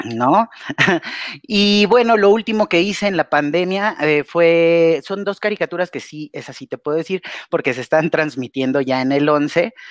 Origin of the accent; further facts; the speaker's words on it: Mexico; como mexicanos